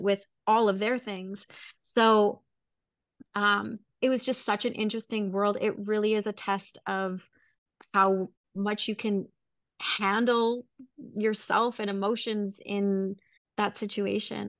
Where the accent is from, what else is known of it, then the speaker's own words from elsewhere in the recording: Vancouver, British Columbia, Canada; was from Vancouver